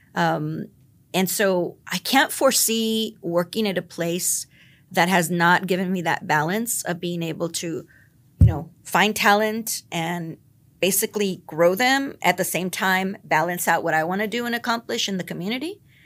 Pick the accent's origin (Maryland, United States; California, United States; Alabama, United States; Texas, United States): Texas, United States; the Rio Grande Valley; also born or lived in Philadelphia; now in San Antonio, United States; I'm from the Valley